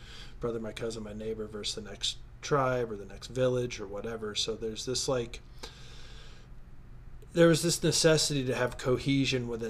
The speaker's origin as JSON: {"language": "English", "country": "United States", "said": "I'm an American."}